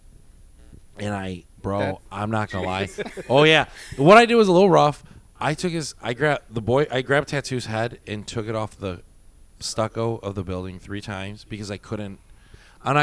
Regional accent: Midwest, United States; moved away; also born or lived in Miami; We're from the Midwest.

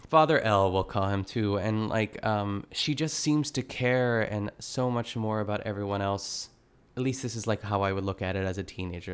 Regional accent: Pittsburgh, Pennsylvania, United States; I grew up in Pittsburgh, um, I grew up in the burbs of, of, of Pittsburgh

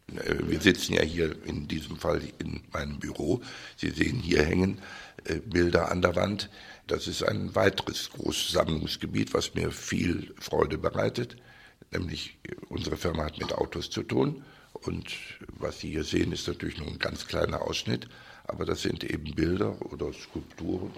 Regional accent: Cologne, North Rhine-Westphalia, Germany; also born or lived in Düsseldorf; in meiner Heimatstadt Köln

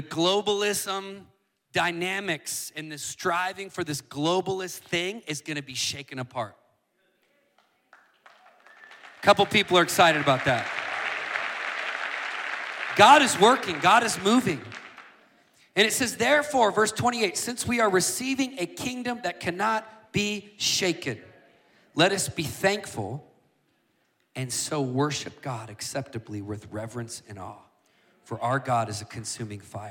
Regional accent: United States; me as an American

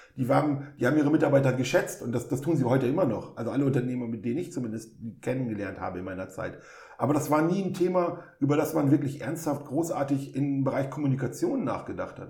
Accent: Osnabrück, Lower Saxony, Germany; ich bin in Osnabrück geboren und aufgewachsen

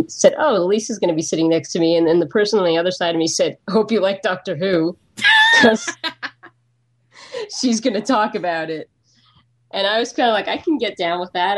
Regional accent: United States; I'm American

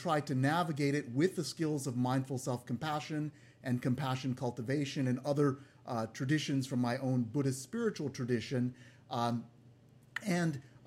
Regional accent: San Francisco, California, United States; my hometown here in California

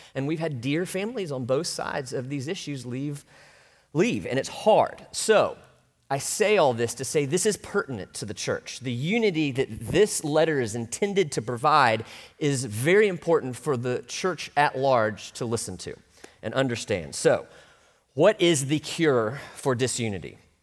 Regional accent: Orlando, Florida, United States; also born or lived in North Mississippi; growing up in Orlando, it was a little more Southern than it is now

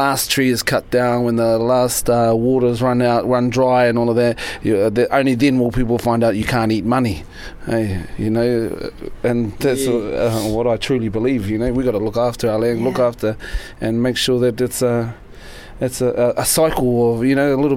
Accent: Tolaga Bay, Gisborne, New Zealand; Tolaga Bay, up the east coast.

